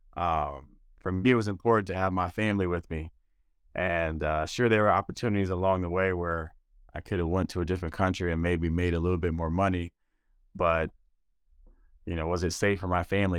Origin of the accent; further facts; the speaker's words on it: Detroit, Michigan, United States; moved away as an adult; also born or lived in Jerusalem / Germany; the Detroit Pistons, my hometown team, team I grew up watching